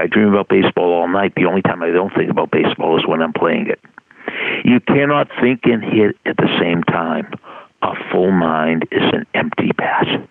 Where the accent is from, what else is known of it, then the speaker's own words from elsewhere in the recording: Boston, Massachusetts, United States; I'm from Boston